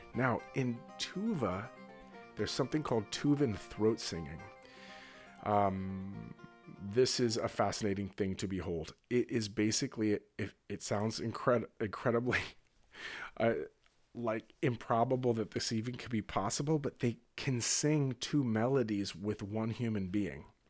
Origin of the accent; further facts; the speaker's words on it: Northern California, United States; I grew up in Northern California